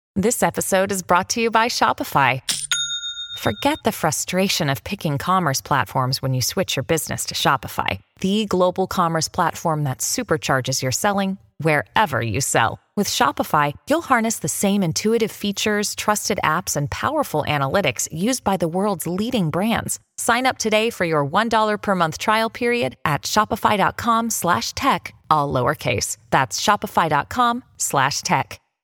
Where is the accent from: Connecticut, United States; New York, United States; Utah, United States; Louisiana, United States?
Connecticut, United States; now in South Carolina, United States; I was raised in Connecticut where it is just hardcore Democrat